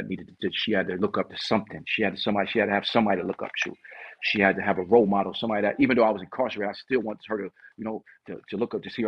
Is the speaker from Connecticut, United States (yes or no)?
yes; New Haven, Connecticut, United States; I'm from New Haven, Connecticut, born and raised